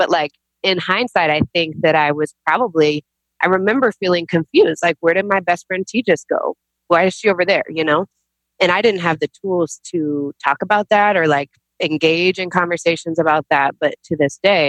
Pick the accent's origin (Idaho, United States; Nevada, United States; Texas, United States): Texas, United States; also born or lived in New York; I was born in New York, but I grew up in Texas